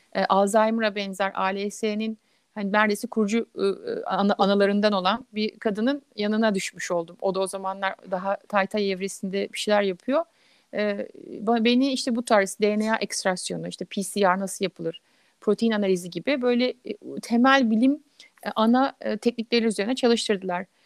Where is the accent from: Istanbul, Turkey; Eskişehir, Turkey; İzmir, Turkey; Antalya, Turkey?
İzmir, Turkey; Izmir, Turkey; moved away as an adult; now in New York, United States; Ben İzmirliyim.